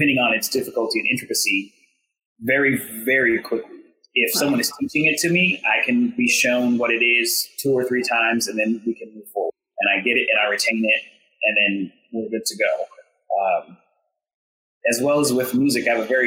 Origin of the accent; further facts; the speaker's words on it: Blue Springs, Missouri, United States; I grew up in Blue Springs, Missouri, which is a suburb of Kansas City, Missouri.